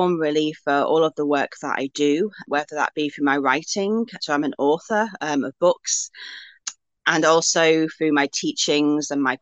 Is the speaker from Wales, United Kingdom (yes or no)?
yes; Wales, United Kingdom; my roots are really kind of in my homeland and in my ancestry. So I'm Welsh, I live in Wales